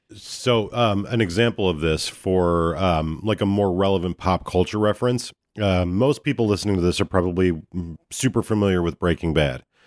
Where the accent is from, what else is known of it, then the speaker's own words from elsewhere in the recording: United States; we're American